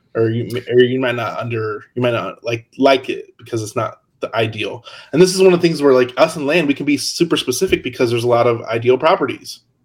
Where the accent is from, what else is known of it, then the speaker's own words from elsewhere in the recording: Hammond, Indiana, United States; I grew up in Hammond, which is right over the border in Indiana